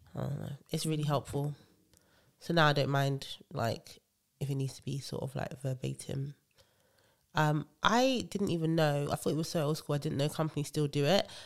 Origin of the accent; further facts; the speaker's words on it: Nigeria; I love being Nigerian